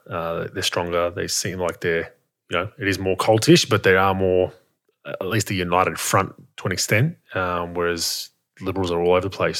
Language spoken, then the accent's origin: English; Australia; as an Australian